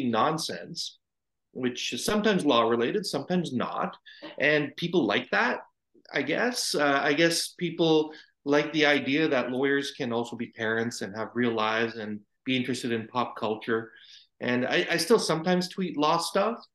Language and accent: English; Brampton, Ontario, Canada; also born or lived in India; I was an infant when I came to Canada, but pretty much you could say I was born in Canada. All my upbringing is in Brampton